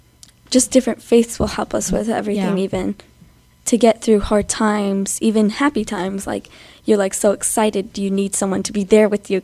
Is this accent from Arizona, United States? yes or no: yes; Arizona, United States; also born or lived in Mission Viejo, California; I'm 12 years old. I live in Arizona. I was born in Michigan Viejo, California, but I moved to Arizona when I was 2.